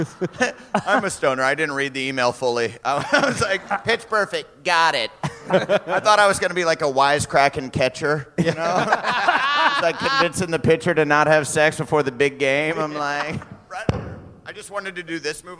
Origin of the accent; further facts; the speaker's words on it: Waterloo, Iowa, United States; I'm from Waterloo, Iowa.